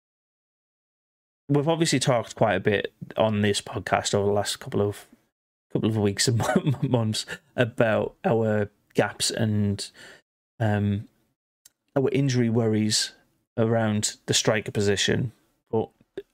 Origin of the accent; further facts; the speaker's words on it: England, United Kingdom; we're English.